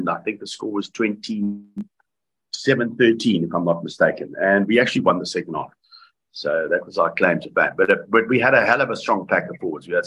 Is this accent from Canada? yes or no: yes; Canada; born there; the caption came up that I was born in Canada.